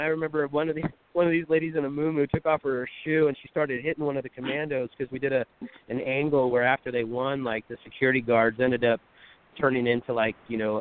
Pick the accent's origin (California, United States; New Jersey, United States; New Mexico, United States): California, United States; Pacifica; my hometown of Pacifica